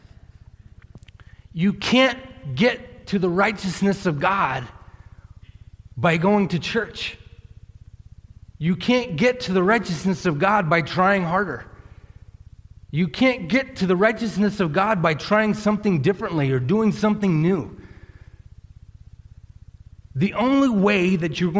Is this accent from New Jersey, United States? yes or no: no; Millis, Massachusetts, United States; When I was growing up in Massachusetts